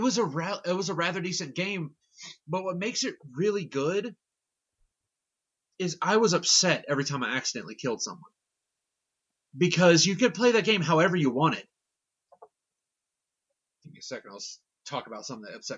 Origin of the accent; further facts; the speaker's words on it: Southern Kentucky, United States; we're from Southern Kentucky